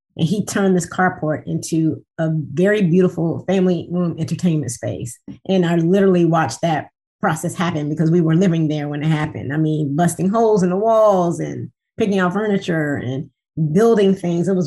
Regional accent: Washington, District of Columbia, United States; moved away as an adult; also born or lived in Tuskegee, Alabama; now in Detroit, United States; I am born and raised in the Washington, D.C. metro area

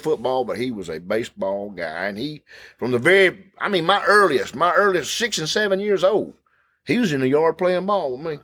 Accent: Thomaston, Georgia, United States; When I was growing up in East Thomaston, the Mill Village, we had one policeman

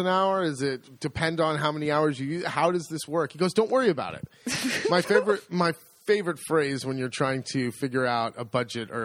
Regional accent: United States; moved away as an adult; now in Italy; I'm an American. I'm a foreigner

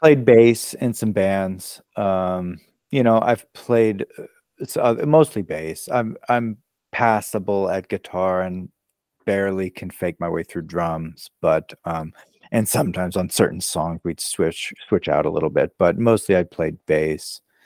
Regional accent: Maryland, United States; moved away as an adult; also born or lived in Brooklyn, New York; now in Los Angeles, United States; I was born in Maryland, uh, so sort of near D C, so on the east coast of the U S, and, um, I spent the first, you know, about eighteen years of my life there

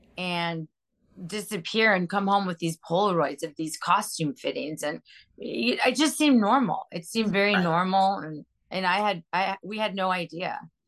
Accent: Los Angeles, California, United States; I grew up in Pacific Palisades, and my dad owned Alice's restaurant on the Malibu Pier.

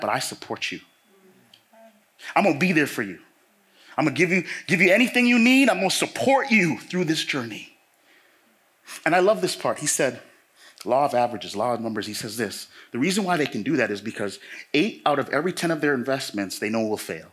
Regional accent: Toronto, Ontario, Canada; I grew up in Toronto.

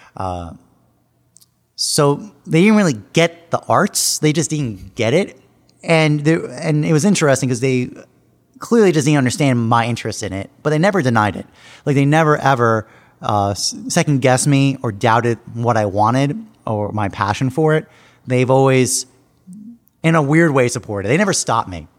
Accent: Long Island, New York, United States; now in New York City, United States; I grew up on Long Island, New York, about fifty miles out east from here, New York City

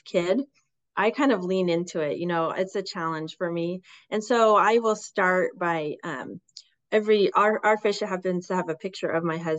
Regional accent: West Coast, United States; growing up on the West Coast as fishermen

